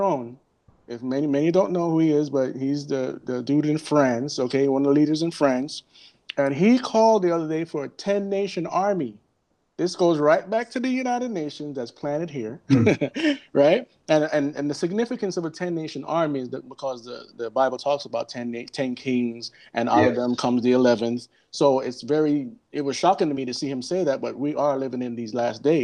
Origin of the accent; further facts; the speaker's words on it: Jamaica; I'm from Jamaica, and that's our slogan